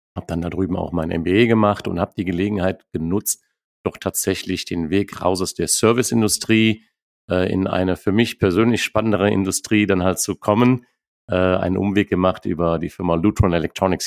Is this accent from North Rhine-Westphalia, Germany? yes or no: yes; Neuss, North Rhine-Westphalia, Germany; moved away as an adult; ich lebe Neuss. Ich habe viele Jahre im Ausland gelebt, habe auch eher gedacht, es wird irgendwann mal New York, Rio, Tokio, aber nicht mehr Neuss werden. Aber ich muss sagen, mittlerweile bin ich sehr glücklich in der Heimat äh, angekommen